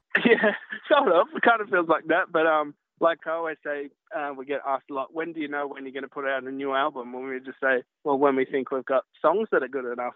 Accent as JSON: {"language": "English", "town": "Byron Bay", "region": "New South Wales", "country": "Australia", "tie": "born or raised there", "said": "I grew up in Byron Bay"}